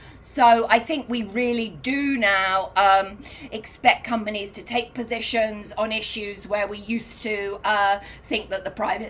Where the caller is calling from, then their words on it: New York City, New York, United States; I live in New York. I'm calling in from New York this morning.